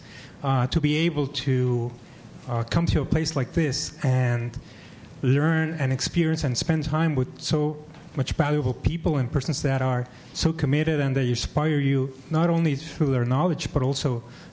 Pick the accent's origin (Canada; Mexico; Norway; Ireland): Mexico; now in San Francisco, United States; I'm a geriatrician from Mexico